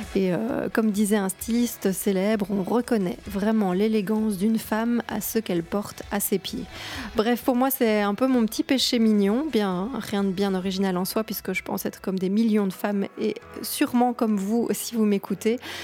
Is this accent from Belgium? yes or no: yes; Belgium; J'ai 37 ans, je suis belge.